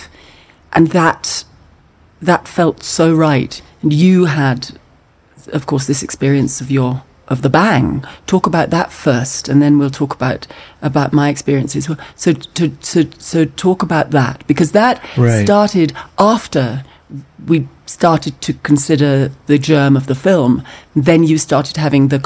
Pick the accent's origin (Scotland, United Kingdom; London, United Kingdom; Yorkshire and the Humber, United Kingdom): Scotland, United Kingdom; as a Scottish person